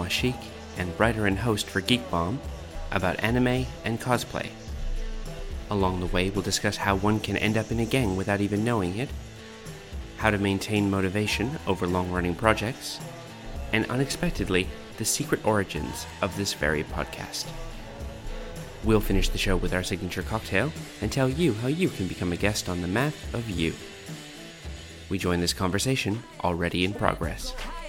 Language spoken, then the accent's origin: English; Fredericton, New Brunswick, Canada; one of the places I grew up in Fredericton, New Brunswick, is known for its elm trees